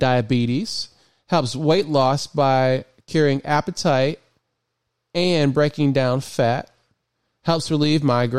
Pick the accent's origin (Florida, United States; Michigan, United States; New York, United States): Michigan, United States; moved away as an adult; now in Maryland, United States; I grew up in Michigan, and I recently moved here. Well, I shouldn't say recently. I moved to Maryland in 2016